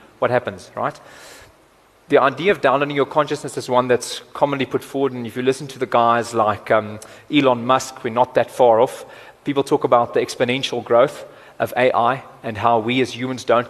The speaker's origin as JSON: {"language": "English", "town": "Cape Town", "region": "Western Cape", "country": "South Africa", "said": "I'm also from Cape Town"}